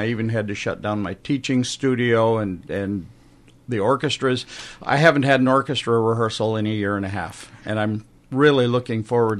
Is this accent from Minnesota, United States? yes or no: yes; Minnesota, United States; moved away as an adult; also born or lived in Iowa; I grew up in Minnesota and moved back to Minnesota to retire.